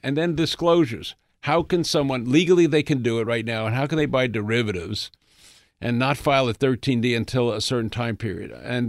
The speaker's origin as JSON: {"language": "English", "town": "Bronx", "region": "New York", "country": "United States", "tie": "born or raised there", "said": "I grew up in the Bronx"}